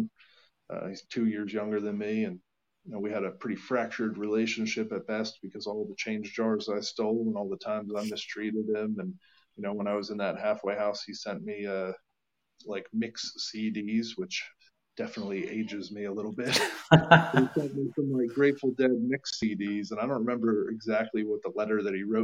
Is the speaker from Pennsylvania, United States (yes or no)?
yes; Allentown, Pennsylvania, United States; moved away as an adult; now in Lancaster, United States; I was from Allentown, Pennsylvania, moved to Lancaster.